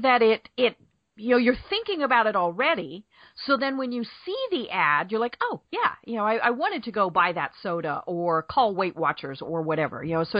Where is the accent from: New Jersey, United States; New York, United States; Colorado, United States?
Colorado, United States; I'm from Colorado